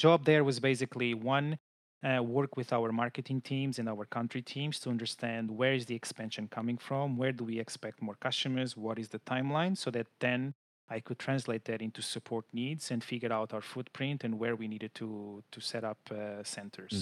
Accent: Lisbon, Portugal; I'm based in Portugal, so I'm originally from Lisbon.

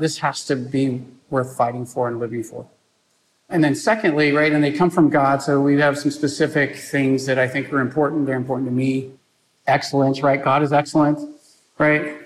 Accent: San Antonio, Texas, United States; I grew up in San Antonio, Texas. I'm a fourth generation San Antonian.

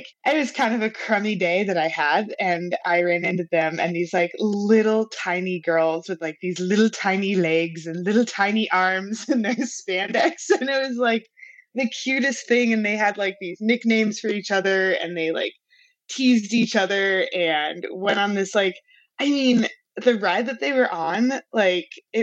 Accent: Albuquerque, New Mexico, United States; growing up in Albuquerque

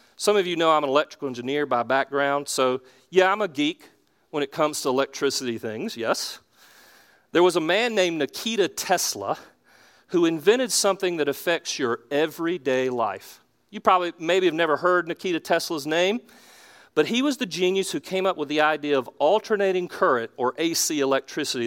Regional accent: Charlotte, North Carolina, United States; I'm from Charlotte. I'm from South Charlotte originally

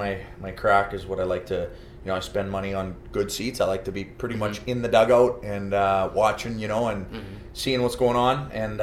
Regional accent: White Rock, British Columbia, Canada; now in Los Angeles, United States; I grew up in White Rock, which is suburb of Vancouver, 30 mm-hmm. minutes outside of Vancouver. And, yeah, I went to school there

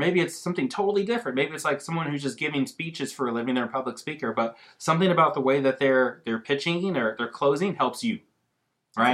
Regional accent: Austin, Texas, United States; Because I'm from Austin.

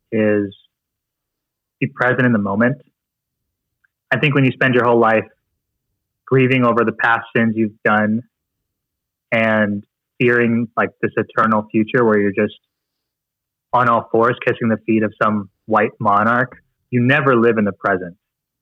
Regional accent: Philippines; It's like me trying to just tell myself that I'm not Filipino. Like it's just kind of what I am.

